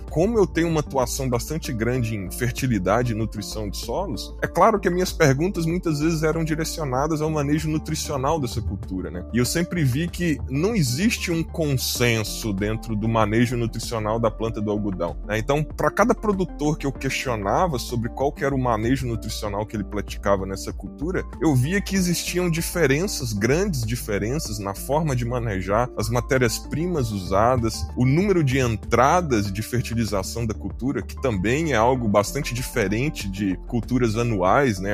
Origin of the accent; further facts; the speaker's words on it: Minas Gerais, Brazil; moved away as an adult; now in Mato Grosso, Brazil; eu, como um bom mineiro que sou, formado em Minas Gerais